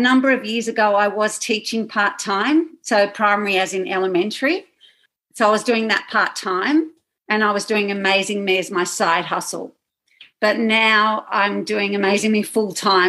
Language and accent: English; Sydney, New South Wales, Australia; I'm from Australia, from Sydney, Australia.